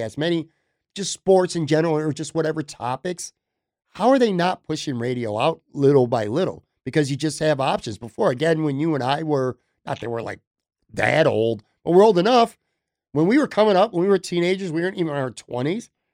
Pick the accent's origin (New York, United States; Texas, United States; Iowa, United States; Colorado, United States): New York, United States; Buffalo; coming back to my hometown